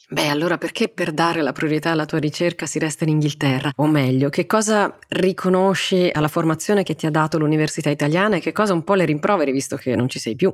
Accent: Rome, Lazio, Italy; moved away as an adult; now in Norwich, United Kingdom; Sì, sono nata e cresciuta a Roma.

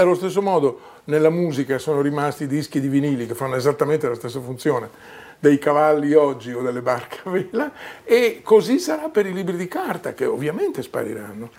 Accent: Emilia-Romagna, Italy; moved away; Io sono emiliano di origine

